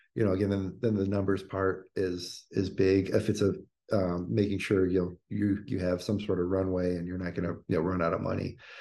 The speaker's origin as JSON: {"language": "English", "region": "Indiana", "country": "United States", "tie": "born or raised there", "said": "growing up in Indiana, working at Bob Evans"}